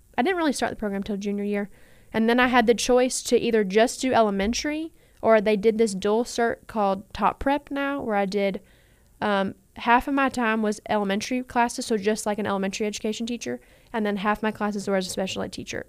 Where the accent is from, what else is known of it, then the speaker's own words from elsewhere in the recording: Owensboro, Kentucky, United States; I grew up in Owensboro.